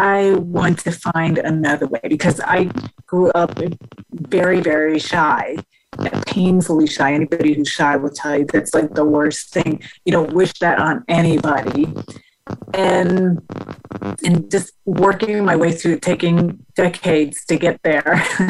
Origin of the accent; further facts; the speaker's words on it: Denmark; also born or lived in Houston, United States; from there, we moved from Houston, Texas to Denmark because my mother was originally from Denmark.